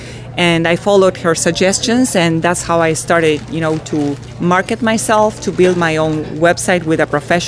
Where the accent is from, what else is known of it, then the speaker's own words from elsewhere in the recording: Montevideo, Uruguay; moved away as an adult; now in United States; I am originally from Montevideo, Uruguay, a very tiny country nestled between Argentina and Brazil with only 3.5 million people and 500,000 Uruguayans living out of the country.